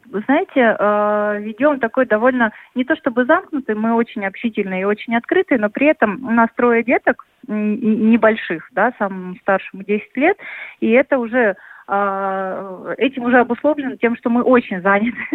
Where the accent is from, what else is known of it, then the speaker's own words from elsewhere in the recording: Moscow, Russia; И мы вот как те самые москвичи, которые э, хотели бы воздуха, которые всегда стремятся выехать за город, подышать, погулять и так далее